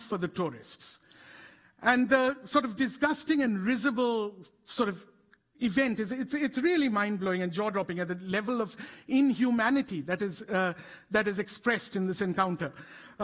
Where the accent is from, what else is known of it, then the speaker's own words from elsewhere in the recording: India; we are a country that has produced both this kind of cutting-edge genetic science and also reduced some of our own citizens to this level of inhumanity.